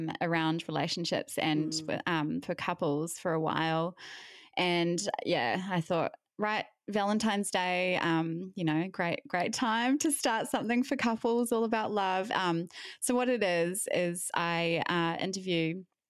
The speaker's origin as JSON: {"language": "English", "country": "New Zealand", "also_born_or_lived": "Melbourne, Australia / United States", "moved": "as an adult", "lives_now": "Brisbane, Australia", "said": "I'm originally from New Zealand, but haven't lived there since 2011."}